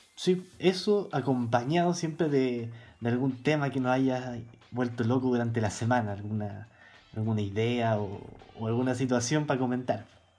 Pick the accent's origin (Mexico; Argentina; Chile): Chile; Santiago, Santiago Metropolitan; Soy un joven de Santiago